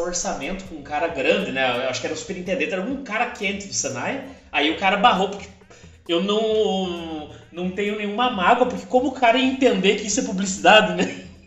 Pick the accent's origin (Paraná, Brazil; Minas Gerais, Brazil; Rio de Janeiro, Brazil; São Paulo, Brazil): Paraná, Brazil; Ponta Grossa; moved away as an adult; now in Curitiba, Brazil; eu sou de uma cidade chamada Ponta Grossa, que fica no Paraná. E eu me mudei recentemente para Curitiba